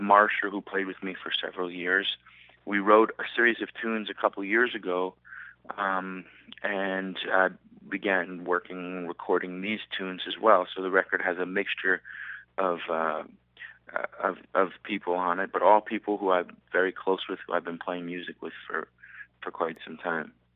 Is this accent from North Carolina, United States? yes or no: no; New York, United States; now in Southern California, United States; I'm from New York